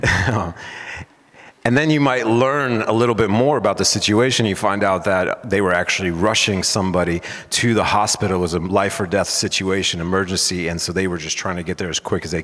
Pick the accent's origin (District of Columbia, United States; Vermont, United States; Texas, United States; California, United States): California, United States; San Diego; moved away as an adult; now in Mount Pleasant, United States; I'm originally from San Diego, California. I lived there most of my life up until 11 years ago